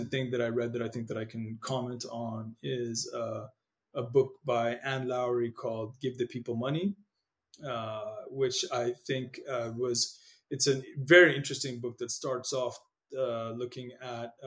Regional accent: Nairobi, Kenya; first language Amharic; English is a second language; moved away as an adult; also born or lived in Ethiopia / Eritrea (ancestry) / United States; The house I grew up in Nairobi, Kenya, in an area called Lavington

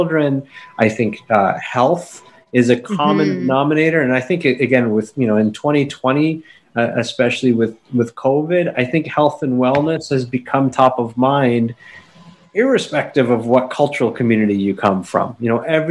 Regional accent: Canada; I was born and raised in Canada. My parents are Indian immigrants

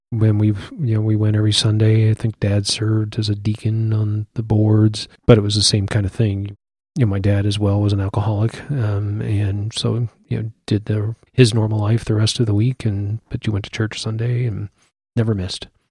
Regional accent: Iowa City, Iowa, United States; moved away as an adult; also born or lived in Wichita; born and raised in Iowa City.

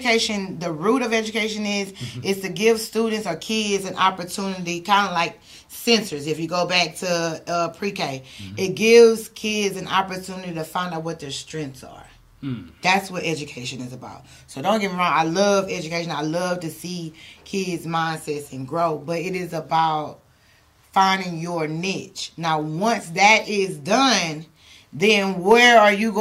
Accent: Houston, Texas, United States; I'm from Houston.

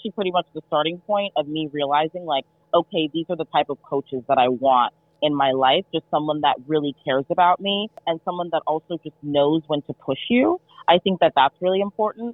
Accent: New York, United States; moved away as an adult; also born or lived in Texas; I was born and raised in New York

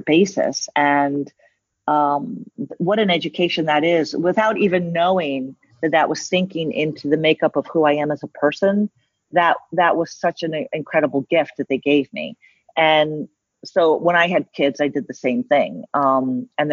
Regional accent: New York City, New York, United States; moved away; I'm from New York City. And so growing up, I saw the greatest art

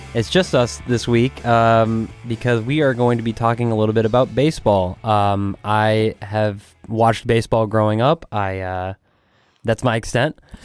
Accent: Phoenix, Arizona, United States; now in Houston, United States; I'm originally from Phoenix, but from, from Houston

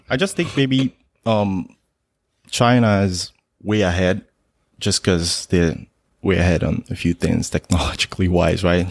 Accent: Nigeria; moved away as an adult; now in United States; originally I'm Nigerian. I, I came to the States in two thousand six for college

